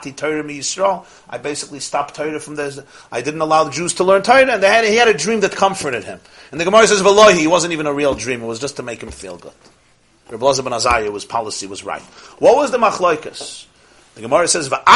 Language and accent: English; New York City, New York, United States; I'm from Brooklyn.